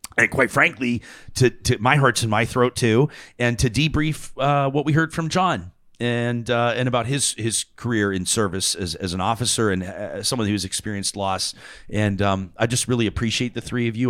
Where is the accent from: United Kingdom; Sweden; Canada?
Canada; Calgary, Alberta; I grew up in Calgary